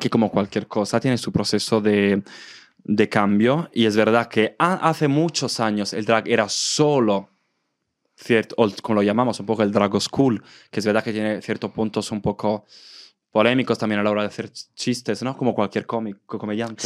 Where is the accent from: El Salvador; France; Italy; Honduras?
Italy; Southern Italy; Spanish is a second language; moved away as an adult; also born or lived in Valencia, Spain; now in Madrid, Spain; mi pueblo ahora se ha convertido en uno de los pueblos más turísticos del sur de Italia